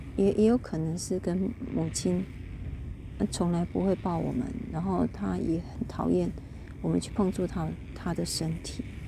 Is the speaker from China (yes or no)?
no; Kaohsiung, Taiwan; 我住在，我从小就出生在高雄